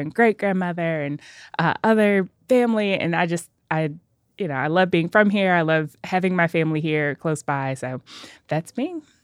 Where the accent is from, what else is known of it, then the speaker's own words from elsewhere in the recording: Nashville, Tennessee, United States; I am a native Nashvilleian